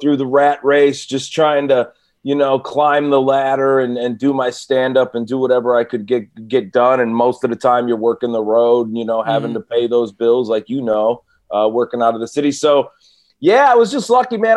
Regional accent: Cleveland, Ohio, United States; now in California, United States; I'm from Cleveland

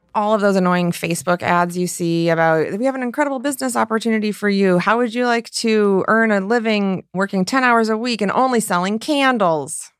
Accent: rural Michigan, United States; my family and my hometown

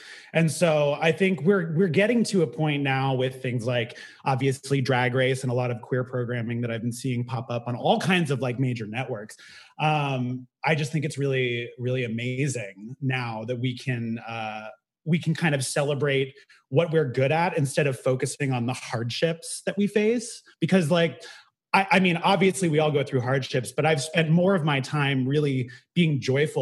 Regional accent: the Bay Area, California, United States; now in New York City, United States; I grew up in the Bay Area

